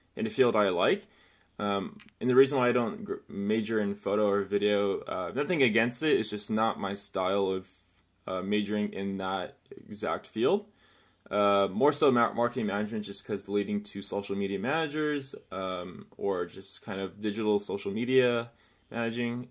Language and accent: English; Chino Hills, California, United States; I am from Chino Hills, little outside town of the city, uh, in California, Southern California, actually.